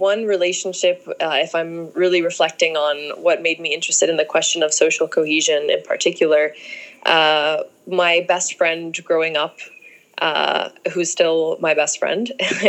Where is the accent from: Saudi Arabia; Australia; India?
Saudi Arabia; also born or lived in Cairo, Egypt / UAE / Qatar; So I was born in Cairo, but lived mainly in Saudi Arabia and the UAE, and then did my undergraduate degree in Qatar.